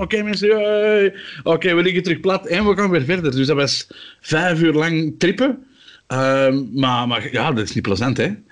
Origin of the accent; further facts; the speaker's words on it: Antwerp, Flanders, Belgium; als Antwerpenaar